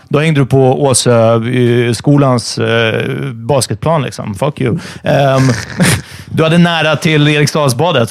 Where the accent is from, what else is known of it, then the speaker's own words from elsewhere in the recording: Stockholm, Stockholm County, Sweden; min uppväxt i Farsta